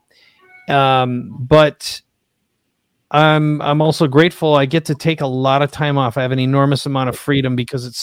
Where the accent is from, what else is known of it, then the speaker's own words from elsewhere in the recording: Minnesota, United States; also born or lived in San Diego, California; now in La Jolla, United States; I grew up in Minnesota